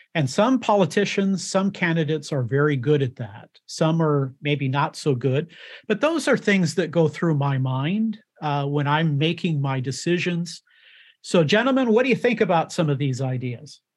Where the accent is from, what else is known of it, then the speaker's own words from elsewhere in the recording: United States; born in the United States of America, uh, and I am an American